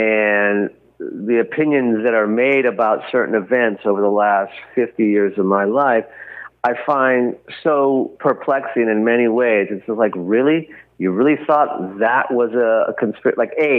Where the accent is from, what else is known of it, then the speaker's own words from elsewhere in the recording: California, United States; California, my home state